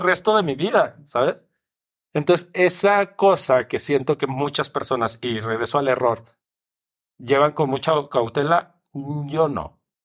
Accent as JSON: {"language": "Spanish", "country": "Mexico", "said": "mi país"}